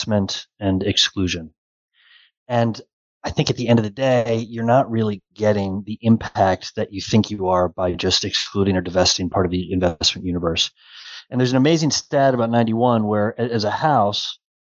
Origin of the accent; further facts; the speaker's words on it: Cleveland, Ohio, United States; I'm a proud Clevelander